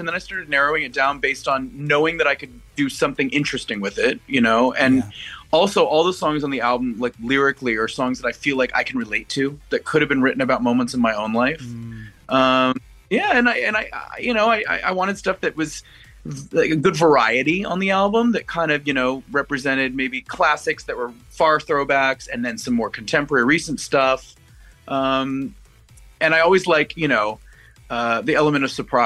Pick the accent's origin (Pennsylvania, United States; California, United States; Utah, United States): California, United States; Los Angeles; I'm LA.